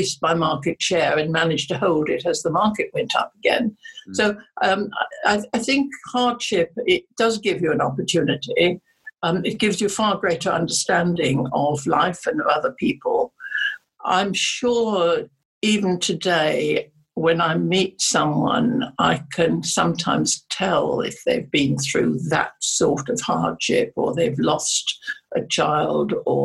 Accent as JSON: {"language": "English", "region": "England", "country": "United Kingdom", "tie": "born or raised there", "also_born_or_lived": "Germany", "said": "I was very lucky in my foster parents, who brought me up as they would their own children. And I am more English than the English"}